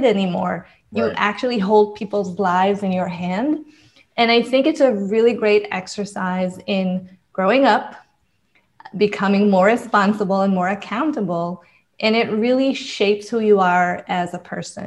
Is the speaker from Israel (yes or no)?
yes; Israel; moved away; I'm originally from Israel. So when I graduated from high school, I actually enlisted to the army because in Israel, it is mandatory